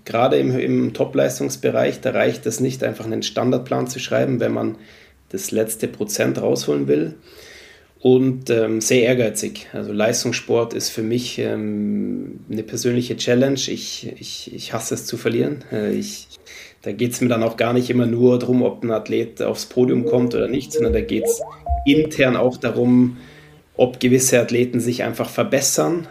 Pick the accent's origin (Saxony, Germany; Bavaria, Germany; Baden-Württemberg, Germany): Bavaria, Germany; Munich; moved away; also born or lived in Sweden; Ich bin Münchner, bin da, sage ich mal, eineinhalb Stunden aus Rupolding entfernt